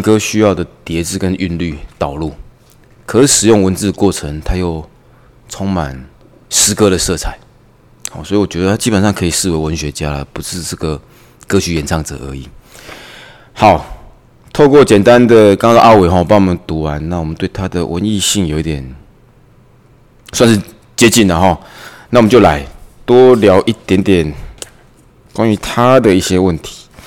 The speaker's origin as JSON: {"language": "Chinese", "country": "Taiwan", "said": "我们台湾人"}